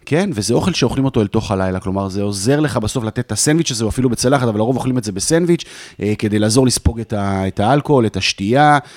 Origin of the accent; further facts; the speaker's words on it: Jerusalem, Jerusalem District, Israel; moved away as an adult; now in Tel Aviv, Israel; ההורים שלי לא ירושלמים, גדלתי בירושלים, נולדתי בירושלים